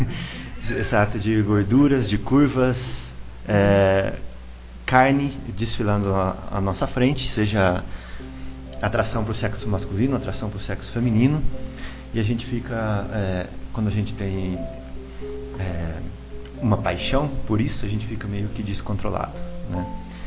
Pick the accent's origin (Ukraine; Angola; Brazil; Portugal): Brazil; Americana, São Paulo; eu era criança lá em Americana e lá a gente tem um sotaque bem típico